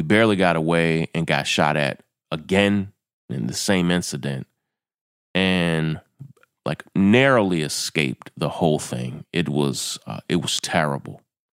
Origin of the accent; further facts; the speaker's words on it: Kentucky, United States; We grew up in Kentucky